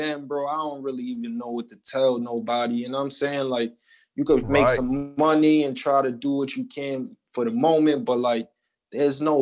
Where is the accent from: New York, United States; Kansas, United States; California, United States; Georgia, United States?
New York, United States; New York City; originally I'm from Jefferson Houses on the east side of Harlem, better known as Spanish Harlem